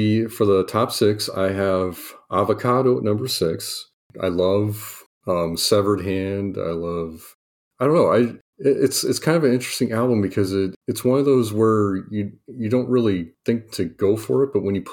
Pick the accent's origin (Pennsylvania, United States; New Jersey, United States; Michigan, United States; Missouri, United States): Missouri, United States; Kansas City; I grew up in Kansas City